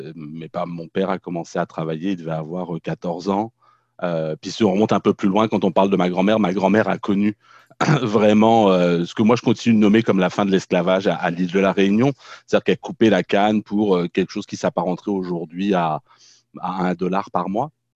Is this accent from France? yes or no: yes; Paris suburbs, Essonne, Île-de-France, France; moved away; also born or lived in Caen, Normandy; j'ai passé le, plus, la plus grande partie de ma vie euh, d'enfant, d'adolescent, de jeune adulte en banlieue euh, parisienne, dans le 91, l'Essonne